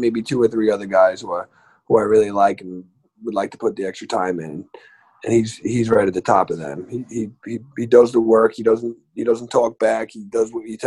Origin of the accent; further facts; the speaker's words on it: Lindenhurst, New York, United States; now in West Islip, United States; I live in West Islip. I'm from Lindenhurst